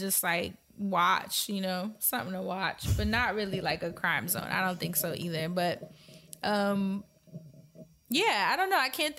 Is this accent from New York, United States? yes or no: yes; New York City, New York, United States; growing up in New York